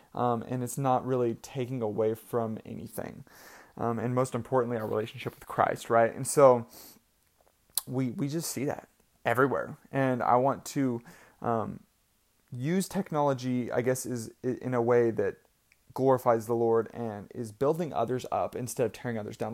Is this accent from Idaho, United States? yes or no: yes; Idaho, United States; I was born in Idaho